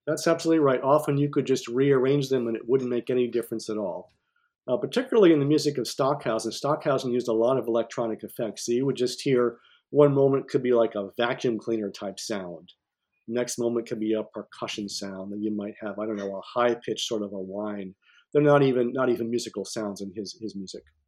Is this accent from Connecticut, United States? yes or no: no; Cortland, New York, United States; also born or lived in Ithaca, New York; I grew up in Cortland, New York